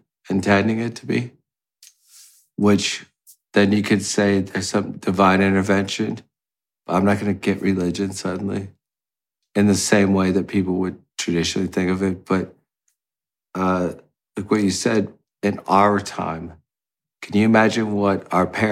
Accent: United States

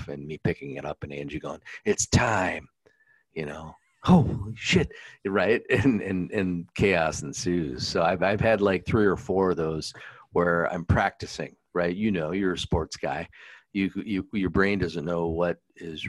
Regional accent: South Dakota, United States; now in Indianapolis, United States; Same with me growing up in South Dakota

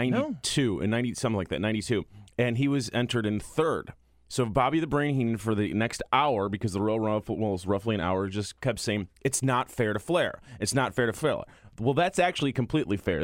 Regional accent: Chicago, Illinois, United States; I'm from Chicago.

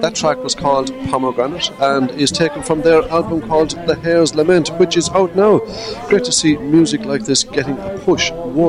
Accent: County Clare, Munster, Ireland; I grew up in County Clare

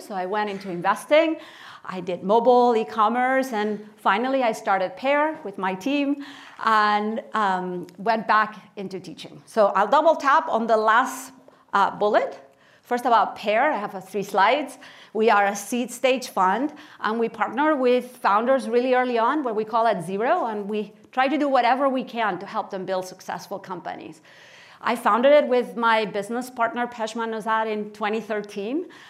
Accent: Barcelona, Catalonia, Spain; moved away as an adult; also born or lived in Kansas City, Missouri / Stanford, California; I was born in Barcelona, Spain, and I spent uh, my childhood and my teenage years there.

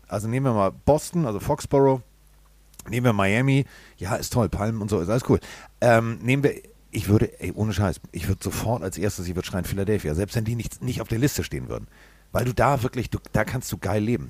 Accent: Hamburg, Germany; ich komme aus Hamburg

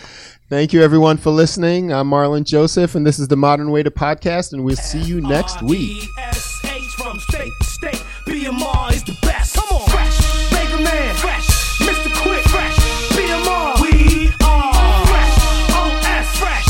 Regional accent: Antigua & Barbuda; born there; I was born in Antigua.

